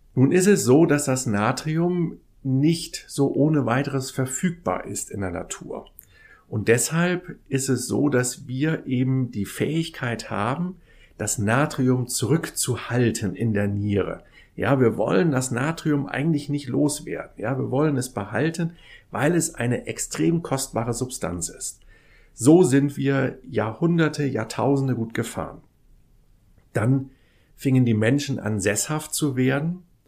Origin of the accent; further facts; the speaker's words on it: Kiel, Schleswig-Holstein, Germany; bin in Kiel ja groß geworden